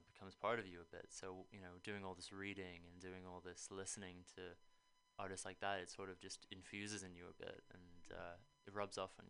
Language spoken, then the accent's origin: English; Langley, South East England, United Kingdom; moved away as an adult; also born or lived in Toronto, Canada; now in United States; I was raised pretty much in London, England. I say London, but it's actually a tiny, tiny village just outside called Langley